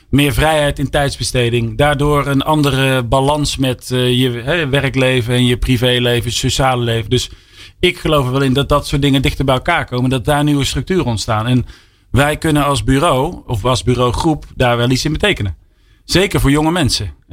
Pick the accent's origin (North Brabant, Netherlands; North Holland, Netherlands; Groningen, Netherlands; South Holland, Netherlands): North Brabant, Netherlands; Breda; ik kom uit Brabant. Van origine, uit Breda.